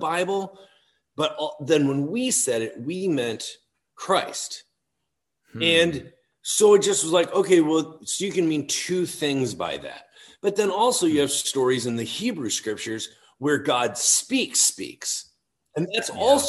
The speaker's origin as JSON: {"language": "English", "town": "Chicago", "region": "Illinois", "country": "United States", "tie": "born or raised there", "also_born_or_lived": "Ohio / Toccoa Falls, Georgia", "said": "I grew up outside Chicago"}